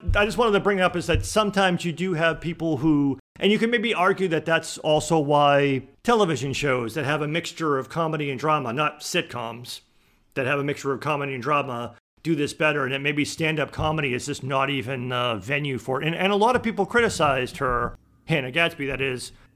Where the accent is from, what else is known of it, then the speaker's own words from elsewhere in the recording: Boston, Massachusetts, United States; moved away; I grew up in Boston